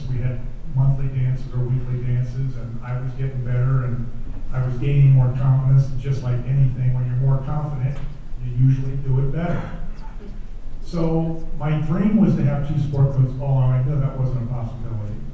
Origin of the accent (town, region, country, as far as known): D.C., Maryland, United States; born or raised there